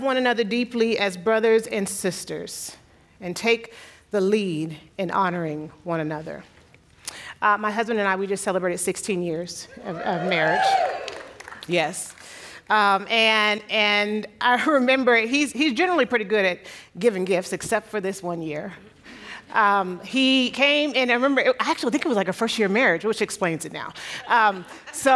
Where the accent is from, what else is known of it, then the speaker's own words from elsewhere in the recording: San Diego, California, United States; moved away as an adult; now in Monrovia, United States; I grew up, born and raised in San Diego